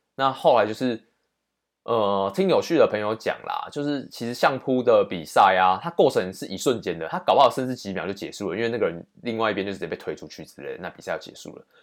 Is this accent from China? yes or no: no; Taiwan; 以身为台湾人